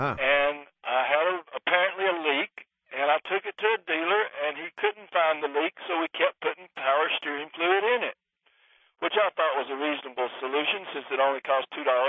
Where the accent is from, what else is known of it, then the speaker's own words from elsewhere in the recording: Opelika, Alabama, United States; We're from Opelika, Alabama.